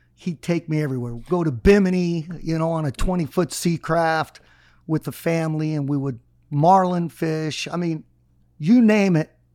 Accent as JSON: {"language": "English", "town": "Miami", "region": "Florida", "country": "United States", "tie": "born or raised there", "said": "I was born here"}